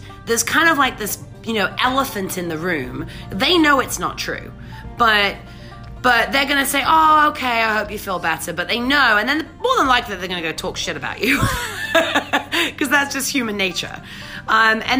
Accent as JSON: {"language": "English", "region": "England", "country": "United Kingdom", "moved": "yes", "said": "I'm English, right? So you know, when I say the tube, I mean I used to ride the tube."}